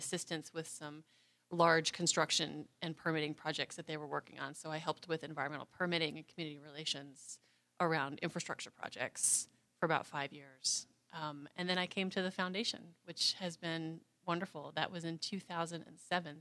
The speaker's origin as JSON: {"language": "English", "region": "Kansas", "country": "United States", "moved": "as an adult", "lives_now": "Colorado, United States", "said": "I'm an import from Kansas"}